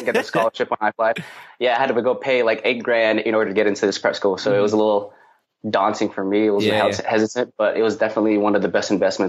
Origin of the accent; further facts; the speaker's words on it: Milpitas, California, United States; also born or lived in Philippines; I'm from the Philippines. I was actually born there, but I grew up in the Bay Area, Milpitas to be specific.